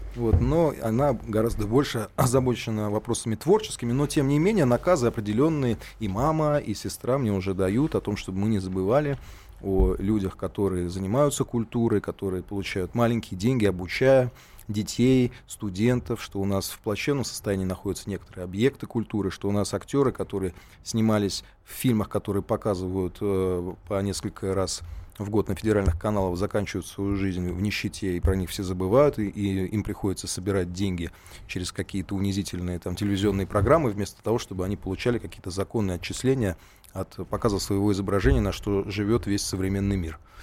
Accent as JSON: {"language": "Russian", "region": "Saint Petersburg", "country": "Russia", "said": "как петербуржец"}